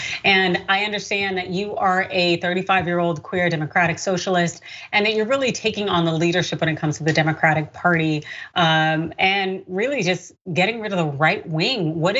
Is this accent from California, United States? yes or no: yes; California, United States; I'm from California, so we don't recognize any state indicia outside of California.